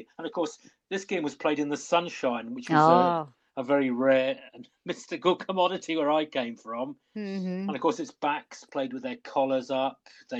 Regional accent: West Wales, United Kingdom; coming from West Wales, you know, rugby mad area

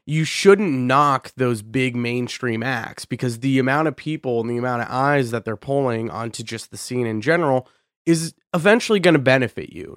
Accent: Boise, Idaho, United States; moved away; I'm from Boise, Idaho

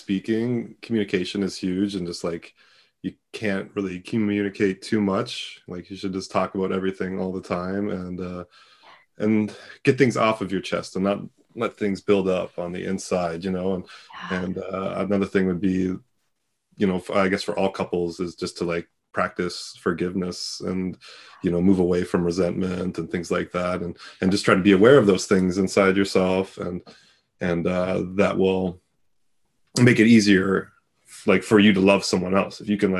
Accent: Canada

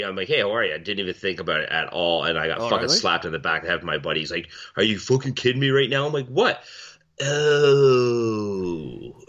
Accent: Milton, Ontario, Canada; moved away; My hometown, Milton, we've always had a police force.

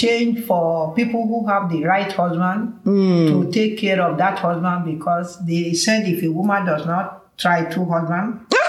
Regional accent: Ijumu, Kogi, Nigeria; also born or lived in Oshogbo; because we are from Ijumu area

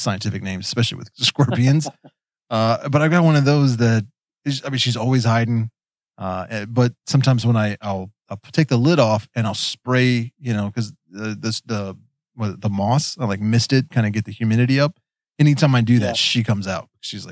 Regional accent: West Virginia, United States; accent: Appalachian; I'm a hillbilly from West Virginia. We've got an accent

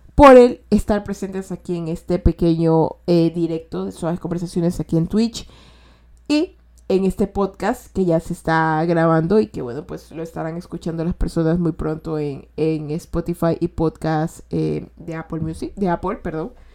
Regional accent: Ecuador; Yo soy de Ecuador y de aquí decimos todo posi

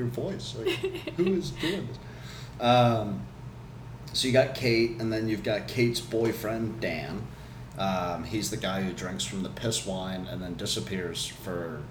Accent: England, United Kingdom; I'm English.

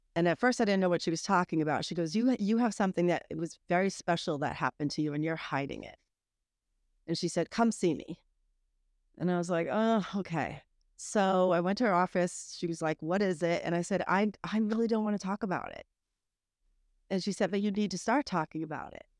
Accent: Massachusetts, United States; moved away as an adult; also born or lived in Atlanta; now in Greenville, United States; I grew up in Massachusetts

